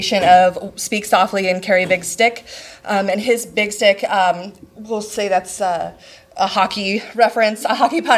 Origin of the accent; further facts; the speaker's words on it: Nebraska, United States; I'm actually from Nebraska.